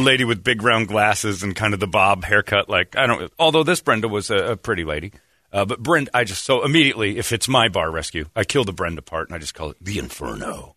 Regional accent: Indiana, United States; I'm from Indiana

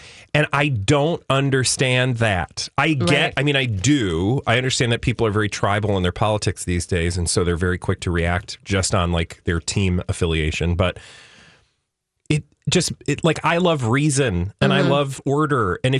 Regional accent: Minnesota, United States; I as a American, a Minnesotan

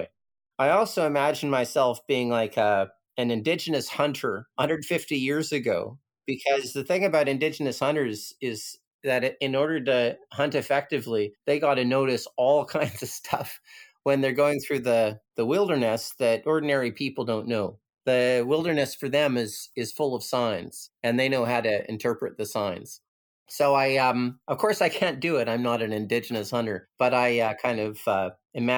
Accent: Canada; moved away as an adult; now in Lamma Island, Hong Kong; growing up in Canada

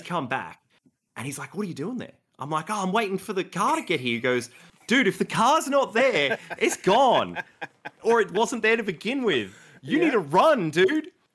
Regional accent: Melbourne, Victoria, Australia; Melbourne, born and raised here in Australia

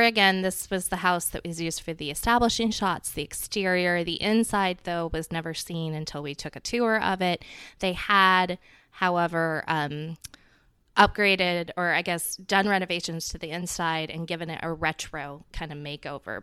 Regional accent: the South, United States; as a Southerner

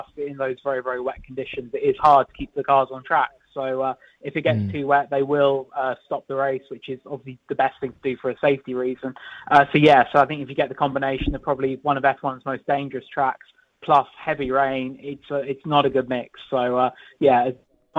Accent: United Kingdom; I'm British

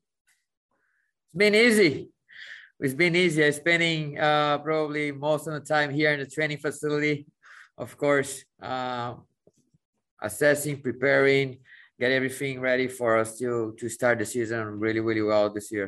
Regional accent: São Paulo, Brazil; moved away as an adult; also born or lived in Mexico; now in United States; growing up in Brazil, leaving to go to Arsenal in Europe

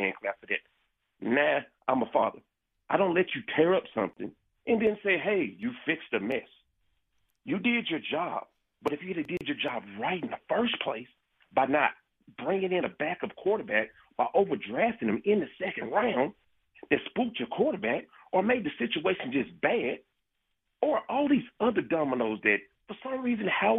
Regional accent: Arkansas, United States; moved away; I grew up in Arkansas

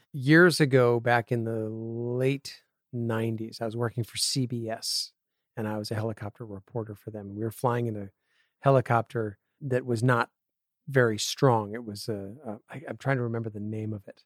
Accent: Connecticut, United States; moved away as an adult; also born or lived in Appleton, Wisconsin / San Diego / Los Angeles; I grew up in Connecticut

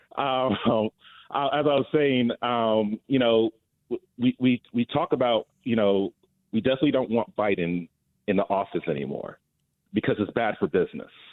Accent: North New Jersey, United States; now in Atlanta, United States; I'm originally from Jersey, so I'm not a native Georgian

